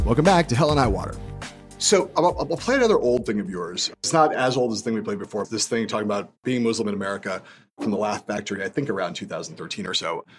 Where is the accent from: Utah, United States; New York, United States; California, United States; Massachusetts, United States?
California, United States; Los Angeles; I was Los Angelino